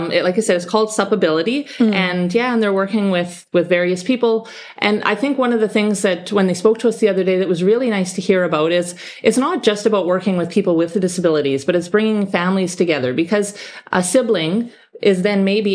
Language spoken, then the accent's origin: English; Manitoba, Canada; now in Gibraltar; I was raised in Canada. Whereabouts in Canada? I'm from Manitoba. It's very cold where I'm from.